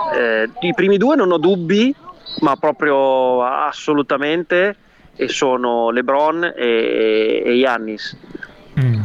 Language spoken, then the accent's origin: Italian; Imola, Emilia-Romagna, Italy; moved away as an adult; now in United States; io sono di Imola